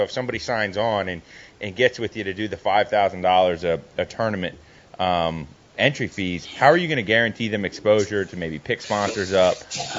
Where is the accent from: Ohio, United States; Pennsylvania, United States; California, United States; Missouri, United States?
Pennsylvania, United States; Philadelphia; We're from Philly, yeah.